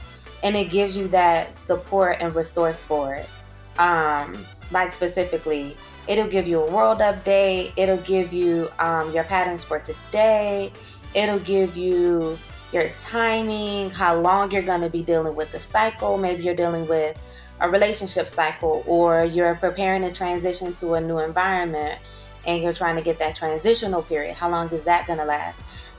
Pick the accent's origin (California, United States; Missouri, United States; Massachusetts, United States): Missouri, United States; St. Louis; born there; I was born at 3:56 p.m. and I was born in St. Louis, Missouri.